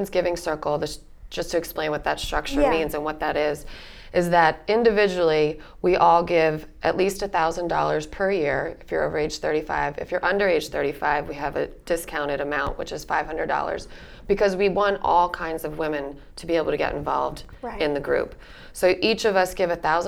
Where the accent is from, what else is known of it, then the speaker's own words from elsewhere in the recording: Berks County, Pennsylvania, United States; I was born and raised in Berks County